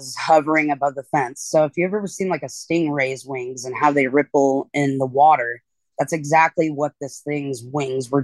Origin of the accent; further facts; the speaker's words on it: eastern Washington State, United States; I'm from Washington State originally. Grew up in kind of the eastern part of Washington State, out in the country.